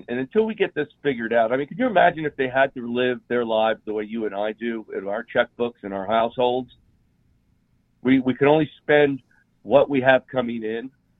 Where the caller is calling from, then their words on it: Utah, United States; I'm calling from Utah.